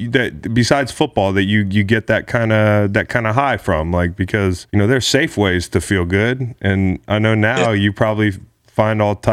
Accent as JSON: {"language": "English", "town": "Atlanta", "region": "Georgia", "country": "United States", "tie": "born or raised there", "moved": "yes", "lives_now": "Las Vegas, United States", "said": "I grew up in Atlanta"}